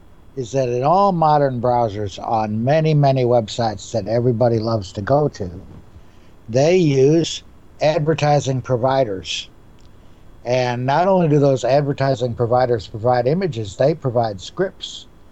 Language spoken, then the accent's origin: English; United States; I'm American.